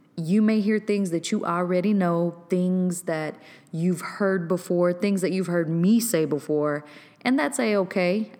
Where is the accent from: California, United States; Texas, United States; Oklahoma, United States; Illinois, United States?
Texas, United States; Waco; my hometown of Waco, Texas.